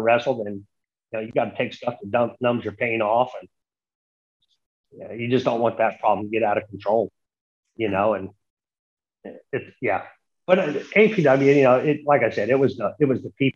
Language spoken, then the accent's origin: English; Santa Cruz, California, United States; we did a big show in Santa Cruz, my hometown.